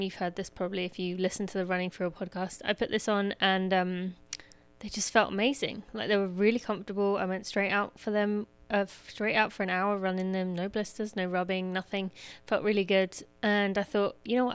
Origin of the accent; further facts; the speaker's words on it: England, United Kingdom; moved away; I was born in England